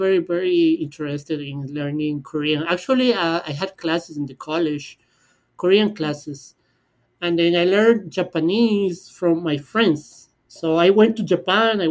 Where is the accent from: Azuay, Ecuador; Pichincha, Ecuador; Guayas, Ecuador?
Pichincha, Ecuador; Quito; English is a second language; moved away as an adult; now in Toronto, Canada; I'm from Quito, Ecuador. It is the capital of Ecuador